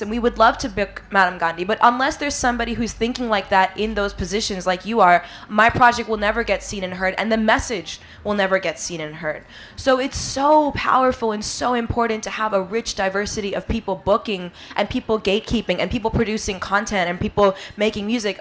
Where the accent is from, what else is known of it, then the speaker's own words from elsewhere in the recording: New York City, New York, United States; I grew up in New York City playing the drums